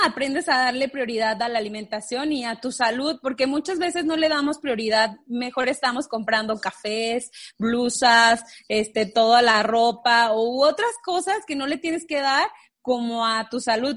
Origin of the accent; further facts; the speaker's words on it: Guanajuato, Mexico; moved away as an adult; now in Chihuahua, Mexico; somos de Guanajuato